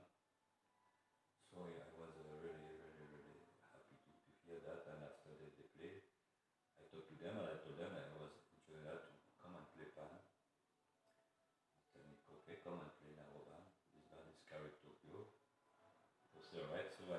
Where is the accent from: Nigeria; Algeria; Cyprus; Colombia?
Algeria; English is a second language; also born or lived in Morocco; now in France; I am from, I born in Algeria, but my family is originated from Morocco